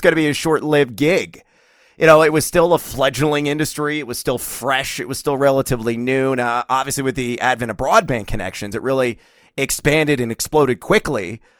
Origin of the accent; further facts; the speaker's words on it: Champaign, Illinois, United States; growing up in Champaign, Illinois